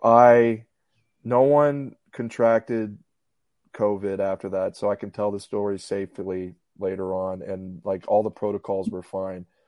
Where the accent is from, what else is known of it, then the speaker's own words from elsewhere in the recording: Houston, Texas, United States; moved away as an adult; also born or lived in Little Rock / Birmingham; I'm from Clear Lake, born, raised here